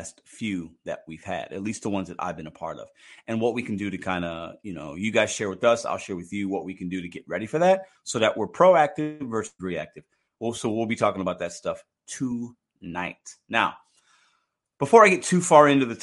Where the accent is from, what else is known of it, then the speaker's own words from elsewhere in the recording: Chicago, Illinois, United States; now in St. Louis, United States; I was born in Chicago, but I rep St. Louis market.